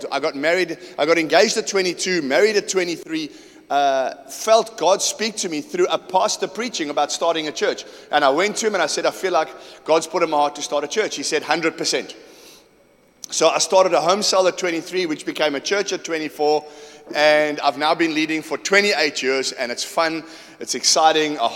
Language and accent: English; Johannesburg, Gauteng, South Africa; also born or lived in Port Shepstone / Kimberley / Durban; I'm from Johannesburg. I don't get your culture at all. I was born in Port Shepstone. I lived there for five years. I went to Kimberley. I went to Joburg. I came back to Durban.